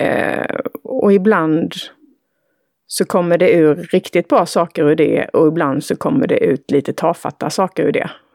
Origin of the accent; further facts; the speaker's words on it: Villshärad, Halland County, Sweden; Villsärad, där jag är uppvuxen